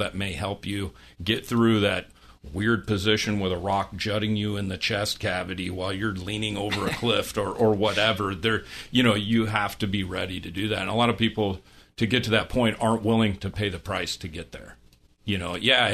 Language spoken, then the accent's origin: English; Iowa, United States; I was a kid growing up in Iowa, hunting coyotes